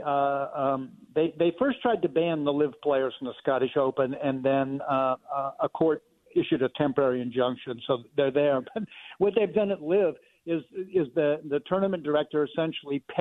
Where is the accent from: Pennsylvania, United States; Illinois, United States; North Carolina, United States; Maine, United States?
Pennsylvania, United States; Western; I grew up in Western Pennsylvania on a public golf course